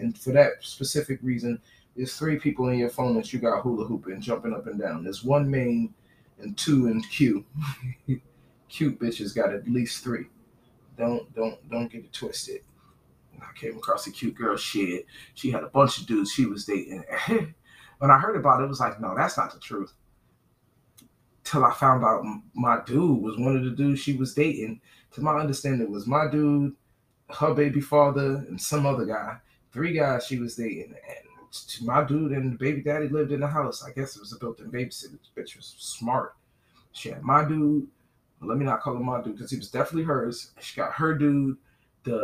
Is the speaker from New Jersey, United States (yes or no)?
yes; New Jersey, United States; moved away as an adult; She knows I'm from New Jersey, New York. We're in the South.